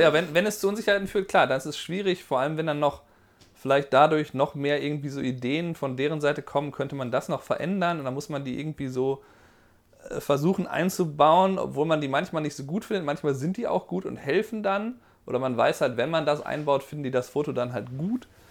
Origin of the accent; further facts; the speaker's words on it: Germany; moved away; du hast ja einen Akzent, aber wo kommst du denn her? Deutschland